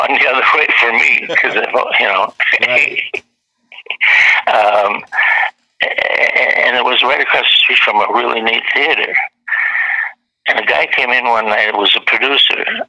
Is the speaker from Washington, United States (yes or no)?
no; Wisconsin, United States; now in Los Angeles, United States; I was born and raised in Wisconsin